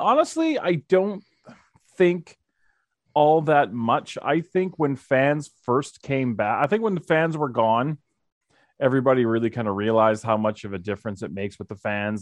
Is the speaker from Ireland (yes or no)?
no; Calgary, Alberta, Canada; I was born and raised in Calgary